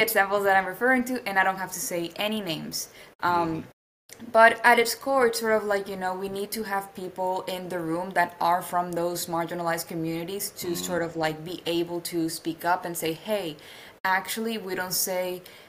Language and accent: English; Colombia; I'm from Colombia